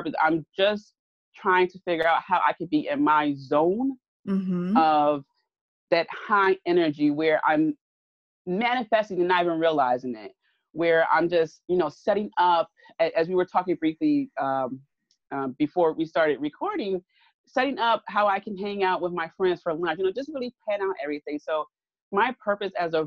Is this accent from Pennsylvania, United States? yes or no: yes; Philadelphia, Pennsylvania, United States; I'm from South Philly, born and raised